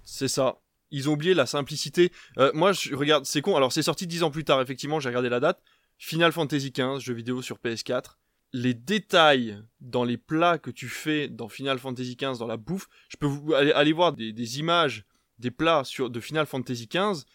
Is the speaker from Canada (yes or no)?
no; Belgium; now in France; je viens de Belgique, parce que en Belgique, on est sur des plats euh, un peu plus, voilà, fort en bouche